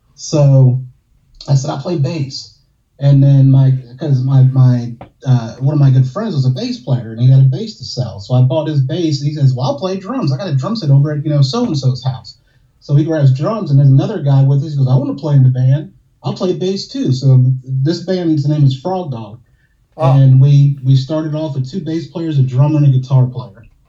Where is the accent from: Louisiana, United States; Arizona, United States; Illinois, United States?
Louisiana, United States; Slidell; I'm from Slidell, it's a small, small town